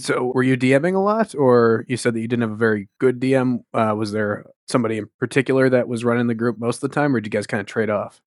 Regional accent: Wisconsin, United States; now in New England, United States; I'm calling you from New England, but I'm, I'm from Wisconsin originally.

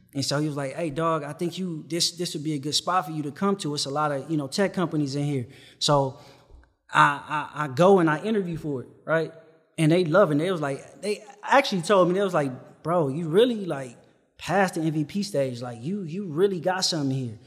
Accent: Compton, California, United States; I'm from Compton

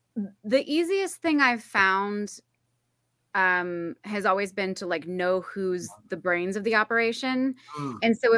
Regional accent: California, United States; The short version of the long story is that I'm from California. I moved around a lot as a kid, but I'm from California.

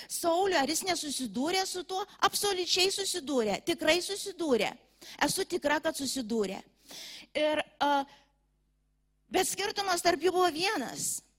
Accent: Lithuania; mes lietuviai

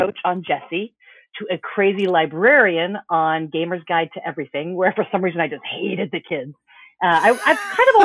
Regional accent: Orlando, Florida, United States; Growing up in Orlando

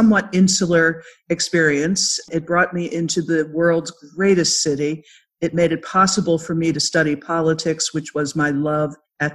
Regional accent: Philadelphia, Pennsylvania, United States; I'm a Philadelphia girl from way back, if you can't tell by the way I talk. I grew up in Philadelphia suburbs.

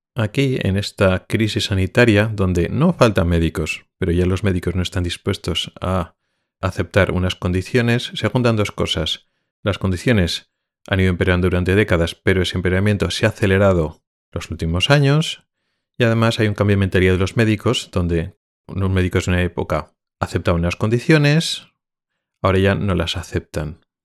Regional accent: Spain; moved away as an adult; now in Sweden; sigo siendo español y sintiéndome español

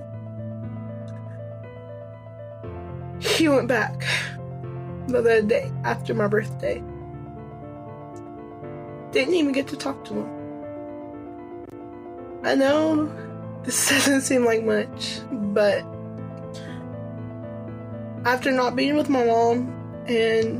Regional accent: Denton, Texas, United States; I'm from Denton, Texas

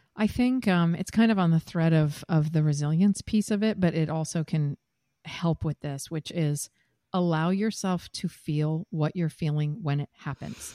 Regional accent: Seattle, Washington, United States; moved away as an adult; also born or lived in Midwest / New York; now in San Diego, United States; I'm from the Midwest originally, grew up in Seattle

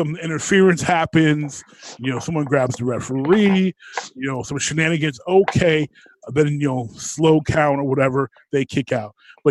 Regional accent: Midwest, United States; I'm never, as a Midwesterner by nature, I've never been a Southern wrestling guy.

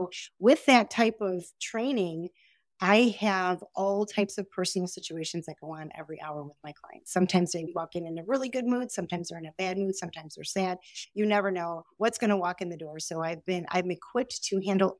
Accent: Chicago, Illinois, United States; I'm from Chicago

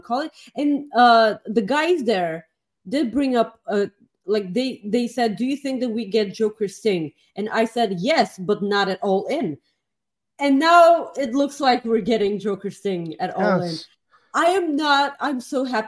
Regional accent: Plovdiv, Plovdiv Province, Bulgaria; born or raised there

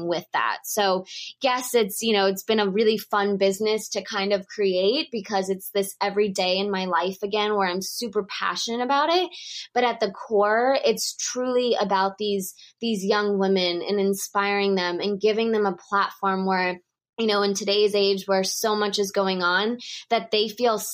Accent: Texas, United States; moved away as an adult; also born or lived in Moscow, Russia / New York City, United States; being from Texas, I was not used to snowstorms and blizzards.

